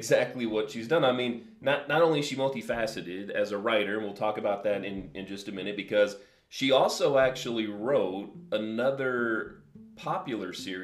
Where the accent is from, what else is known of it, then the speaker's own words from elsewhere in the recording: Tennessee, United States; where I grew up in Tennessee